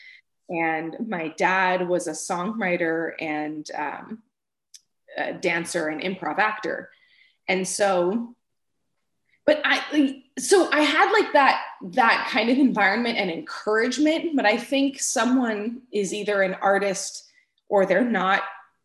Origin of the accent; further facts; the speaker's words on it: Florida, United States; also born or lived in Manhattan, New York; We moved to Florida when I was about 6 months old, and that's really where I grew up